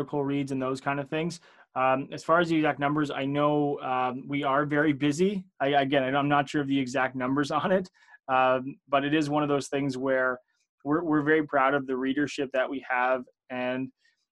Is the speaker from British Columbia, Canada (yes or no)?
no; outside of Toronto, Ontario, Canada; I am Canadian here. I'm just kind of outside of Toronto